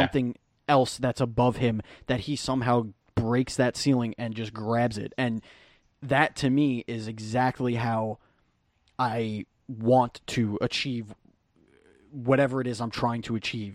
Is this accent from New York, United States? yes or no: yes; New York City, New York, United States; I grew up in Bay Ridge, Diker Heights, Bensonhurst